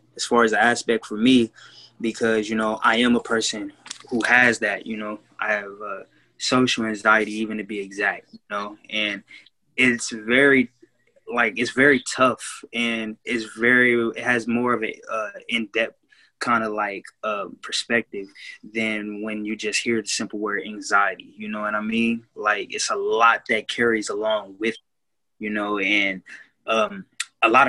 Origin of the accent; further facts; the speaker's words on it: Kansas City, Missouri, United States; from Kansas City, Missouri as well